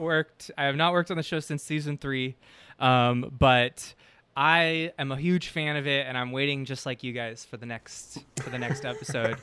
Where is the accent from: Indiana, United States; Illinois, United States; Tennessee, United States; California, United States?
California, United States; San Francisco; moved away as an adult; now in Los Angeles, United States; I'm from San Francisco initially